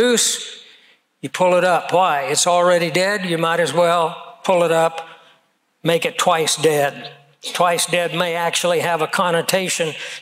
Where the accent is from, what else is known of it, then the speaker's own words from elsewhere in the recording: Kansas, United States; growing up in Kansas